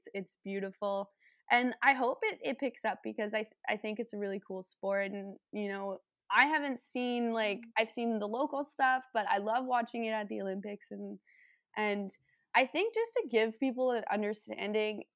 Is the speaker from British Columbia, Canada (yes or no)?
no; Welland, Ontario, Canada; I grew up in Welland, Ontario, which has a big rowing club.